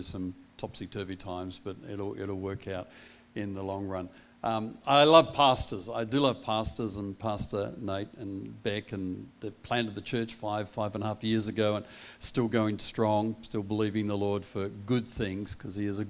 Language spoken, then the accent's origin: English; Perth, Western Australia, Australia; also born or lived in Applecross / Bentley / Wilson; I'm Perth born and bred boy